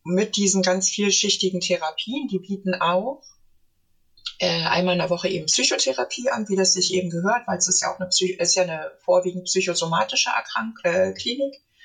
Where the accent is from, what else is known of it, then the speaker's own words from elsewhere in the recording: Berlin, Germany; Ich komme, stamme ursprünglich aus Berlin